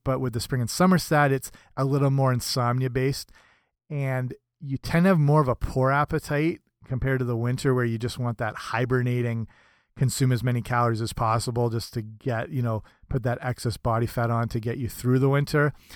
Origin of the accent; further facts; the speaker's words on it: Canada; I'm Canadian